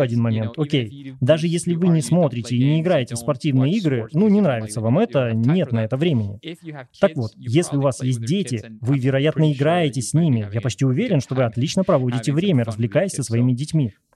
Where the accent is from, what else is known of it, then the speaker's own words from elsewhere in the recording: Venezuela; Russian is a second language; now in Spain; я не из Испании, я из Латинской Америки, из Венесуэлы